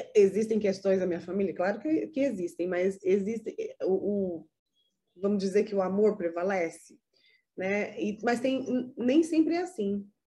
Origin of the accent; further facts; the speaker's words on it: Brazil; moved away; meu país de origem, que é o Brasil